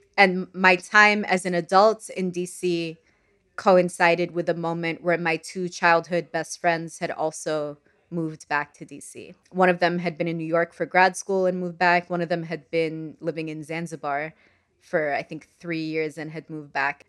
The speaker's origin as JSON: {"language": "English", "country": "Sudan", "second_language": "English", "moved": "yes", "said": "I'm from Sudan"}